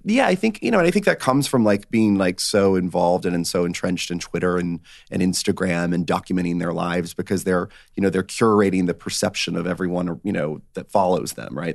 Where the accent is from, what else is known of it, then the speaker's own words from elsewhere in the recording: northwest Georgia, United States; Georgia. So not too far from Florida, but, um, about, uh, northwest Georgia